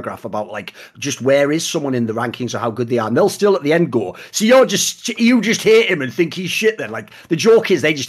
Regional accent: England, United Kingdom; I am from England

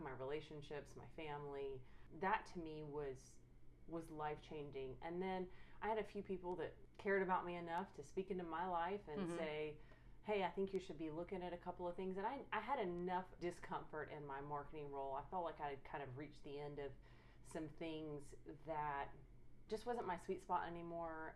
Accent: Marietta, Georgia, United States; moved away as an adult; now in Dallas, United States; I'm originally from Atlanta, Georgia area, Marietta, Georgia to be specific

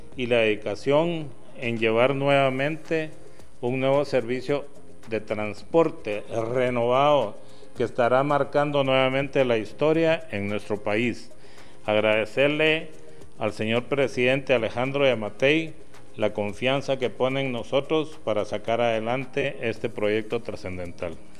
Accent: Guatemala

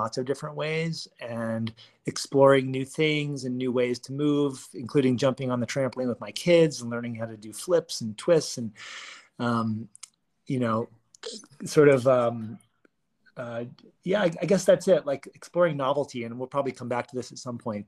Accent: Washington, District of Columbia, United States; moved away as an adult; now in Boulder, United States; I moved here after growing up in Washington, D.C. area on the East Coast

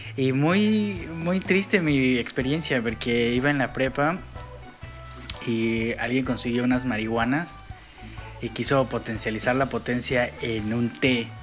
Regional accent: Mexico; moved away as an adult; also born or lived in Europe; hubo para mí un cultural shock cuando me salí de, de México. En México, hasta donde yo tenía, cuando yo estaba ahí

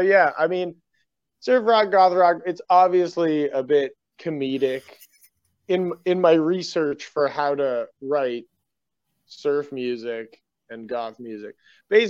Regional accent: Canada; now in Busan, South Korea; I'm Canadian

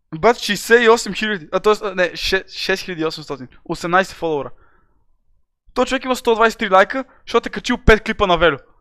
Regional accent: Varna, Varna Province, Bulgaria; Аз съм от Варна

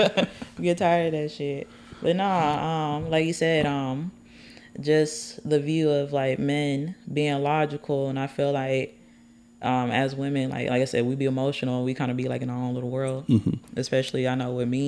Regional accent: Colorado, United States; now in Texas, United States; I'm from Colorado. I just been to Texas for a long time

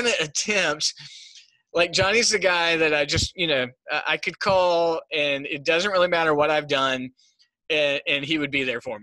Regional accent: Smithfield, North Carolina, United States; I grew up in Smithfield, North Carolina.

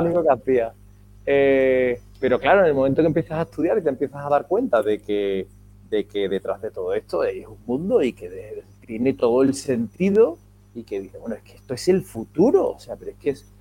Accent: Seville, Andalusia, Spain; also born or lived in Madrid / New Orleans; now in Málaga, Spain; yo soy de Sevilla

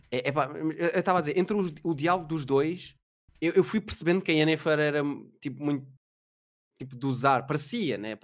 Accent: Mem Martins, Lisbon, Portugal; moved away; eu sou do Meio Martins

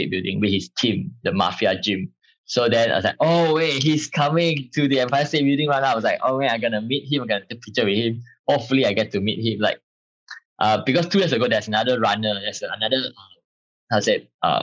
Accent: Malaysia; I'm from Malaysia.

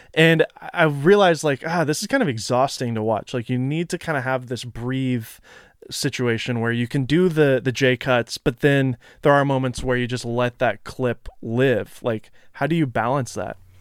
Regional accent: Nashville, Tennessee, United States; moved away; I am from Nashville originally

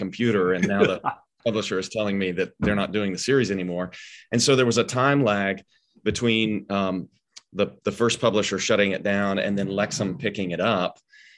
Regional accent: Arkansas, United States; I grew up in Arkansas

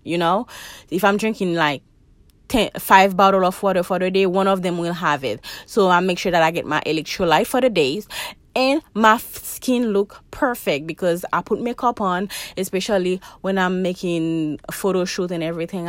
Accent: Haiti; now in United States; I'm from Haiti

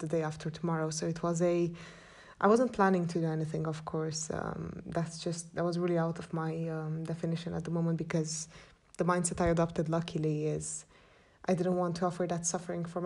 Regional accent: Cluj-Napoca, Cluj County, Romania; I'm from Transylvania, a town called Cluj, which I do love with all my heart, and I've come to terms of loving my town

